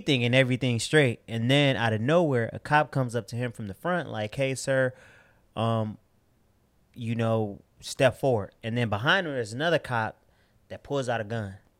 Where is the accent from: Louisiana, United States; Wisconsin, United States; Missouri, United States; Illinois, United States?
Illinois, United States; Chicago; I'm from South Side of Chicago